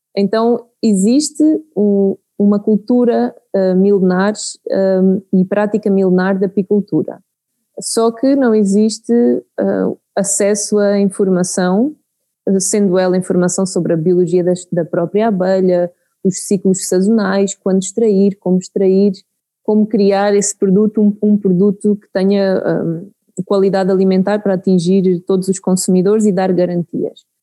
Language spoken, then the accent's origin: Portuguese; Santarém, Centro, Portugal; born or raised there; moved away as an adult; now in Mozambique